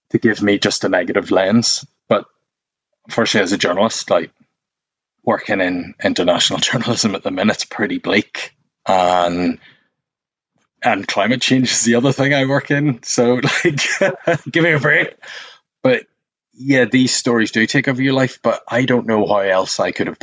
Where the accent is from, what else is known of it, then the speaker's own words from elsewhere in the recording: Northern Ireland, United Kingdom; now in London, United Kingdom; being Northern Irish is, whether you like it or not, you're born into this club